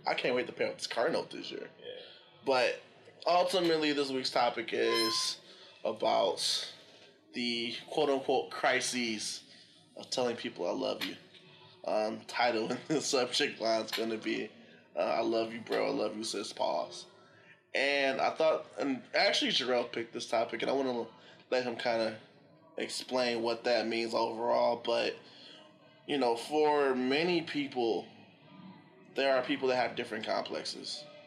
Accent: Detroit, Michigan, United States; Chilling downtown Detroit. Yep. Shout out to the city. I love my hometown

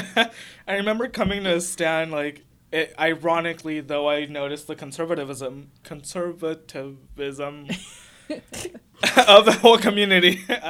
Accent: San Jose, California, United States; now in Turlock, United States; I come from San Jose, which is a really liberal and huge city.

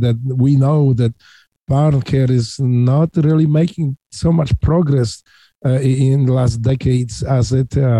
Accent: Poland; English is a second language; moved away as an adult; now in Ohio, United States; I was born in Poland in 1960s

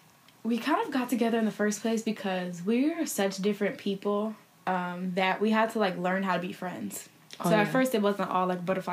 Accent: Columbus, Ohio, United States; moved away as an adult; now in New Jersey, United States; I'm from Columbus, Ohio, but I came to Jersey for school. I went to Seton Hall University.

